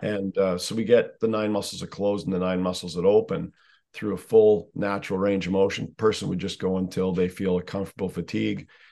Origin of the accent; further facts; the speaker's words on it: Canada; I'm Canadian